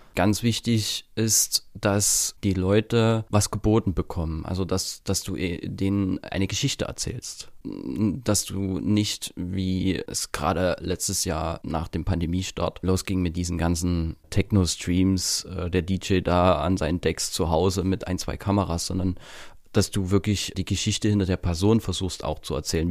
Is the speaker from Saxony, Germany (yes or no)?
yes; Königshain-Wiederau, Saxony, Germany; accent: Saxon; moved away as an adult; now in Trier, Germany; Ich bin halt auf dem Dorf groß geworden